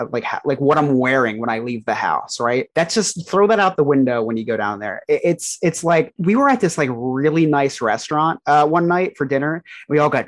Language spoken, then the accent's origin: English; New Jersey, United States; I was from New Jersey